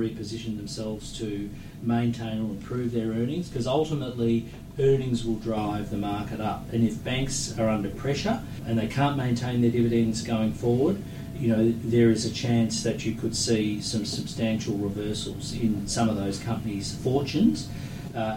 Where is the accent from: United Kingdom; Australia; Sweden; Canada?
Australia